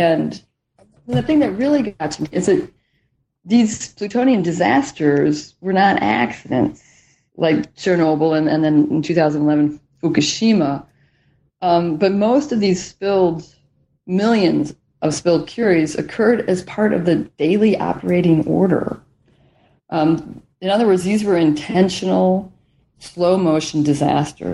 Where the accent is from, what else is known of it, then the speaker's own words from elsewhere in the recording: the Rust Belt of the industrial Midwest, United States; moved away; also born or lived in Washington; I grew up in the Rust Belt of the industrial Midwest, just as it was in the decline